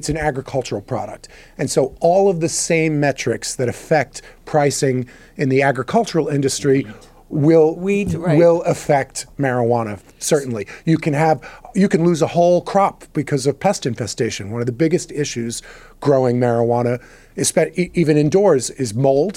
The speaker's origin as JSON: {"language": "English", "country": "United States", "said": "I'm an American"}